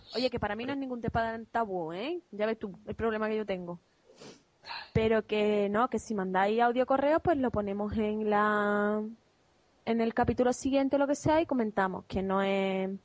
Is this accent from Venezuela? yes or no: no; Andalusia, Spain; also born or lived in Málaga; somos andaluces.